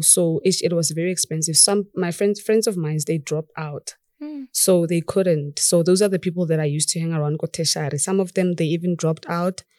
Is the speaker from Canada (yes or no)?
no; Pretoria, Gauteng, South Africa; also born or lived in Rustenburg; Originally from Rustenburg, but then I grew up in Pretoria. Oh. Yeah, I came here when I was like eight months in Pretoria